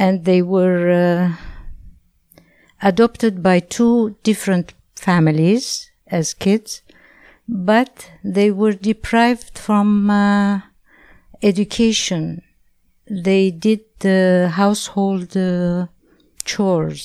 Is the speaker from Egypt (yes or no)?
yes; Alexandria, Alexandria Governorate, Egypt; now in Canada; I was born in Egypt, Alexandria, in 1945